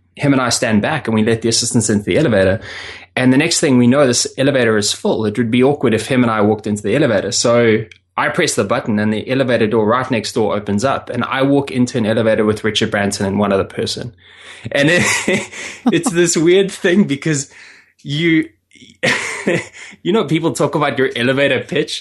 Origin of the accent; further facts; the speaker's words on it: South Africa; I'm originally from South Africa